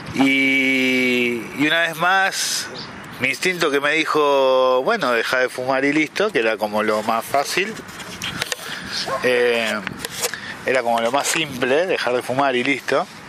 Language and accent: Spanish; Buenos Aires, Argentina; moved away as an adult; now in El Bolsón, Argentina; soy del Bolsón, nacido en Buenos Aires, vivo en el Bolsón hace 26 años